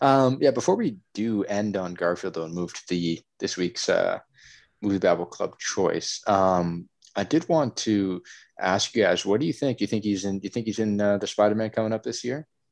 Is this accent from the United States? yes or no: no; Canada; since I'm Canadian